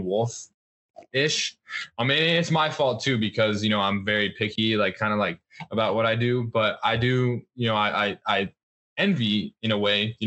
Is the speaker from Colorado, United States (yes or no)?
yes; Colorado, United States; where I grew up in Colorado